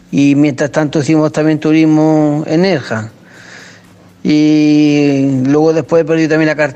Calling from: Seville, Andalusia, Spain; Hola, buenas noches, desde Sevilla

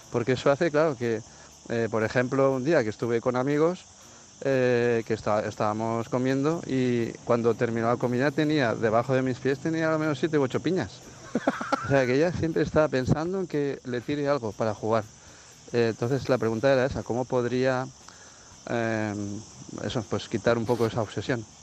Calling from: Benicàssim, Valencian Community, Spain; Bueno, os quería contar … de Benicassin y tengo a una perrita de agua

